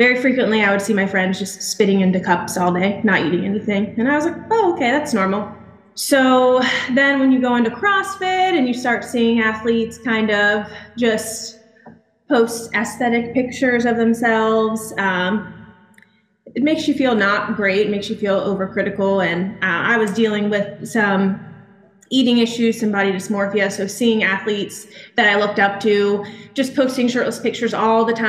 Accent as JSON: {"language": "English", "town": "Charlotte", "region": "North Carolina", "country": "United States", "also_born_or_lived": "Fayetteville, North Carolina / Pensacola, Florida", "moved": "as an adult", "lives_now": "Milton, United States", "said": "I'm from Charlotte, North Carolina"}